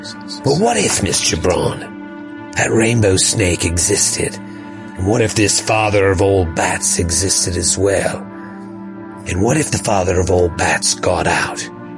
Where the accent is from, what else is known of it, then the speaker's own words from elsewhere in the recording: Australia; accent: Australian; I don't know if you know this, but I'm Australian, if you couldn't tell from my amazing Australian accent.